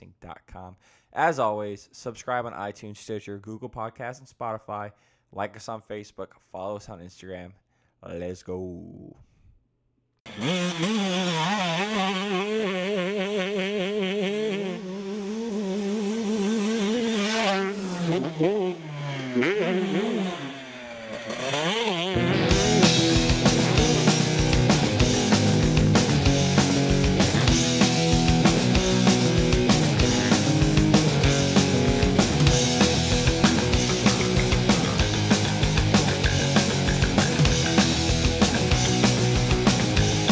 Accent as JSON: {"language": "English", "region": "Florida", "country": "United States", "moved": "yes", "lives_now": "North Carolina, United States", "said": "I'm originally from Florida. I'm living in North Carolina now"}